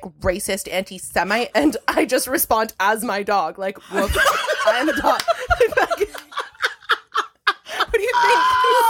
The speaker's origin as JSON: {"language": "English", "town": "Toronto", "region": "Ontario", "country": "Canada", "tie": "born or raised there", "said": "I'm born and raised in Toronto"}